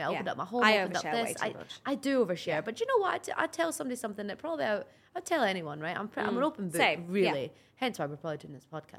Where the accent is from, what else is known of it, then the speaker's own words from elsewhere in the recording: Scotland, United Kingdom; accent: Scottish; moved away as an adult; now in Dubai, United Arab Emirates; That's my Scottish accent.